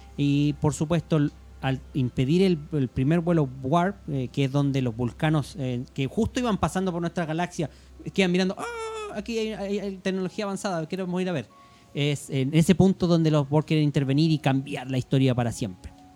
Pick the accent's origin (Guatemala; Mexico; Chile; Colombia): Chile; aquí en Chile